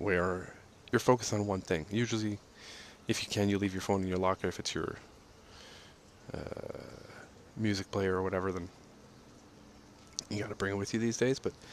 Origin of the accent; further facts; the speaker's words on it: Montreal, Quebec, Canada; like being from Montreal, the East Coast